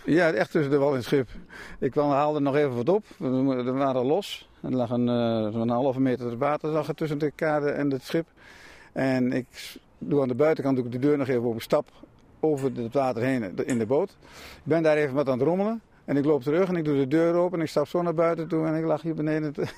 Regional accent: Meppel, Drenthe, Netherlands; ik ben in Meppel geboren en ik woon aan de Prinsengracht.

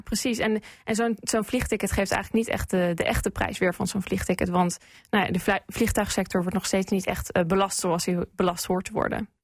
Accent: northern Netherlands, Netherlands; moved away as an adult; now in London, United Kingdom; Ik ben opgegroeid in Noord-Nederland, maar ik woon nu alweer bijna drie jaar in Londen.

